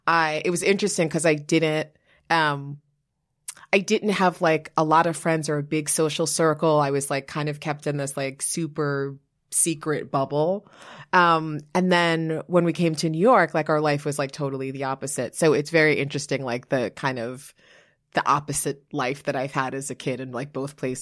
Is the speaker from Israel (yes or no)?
no; Liberia; born there; But where am I from? It's interesting. I was born in Liberia, West Africa.